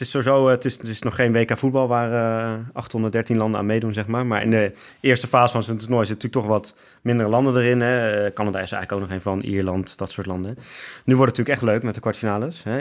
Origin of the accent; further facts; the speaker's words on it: Netherlands; We zijn toch ook Nederlanders?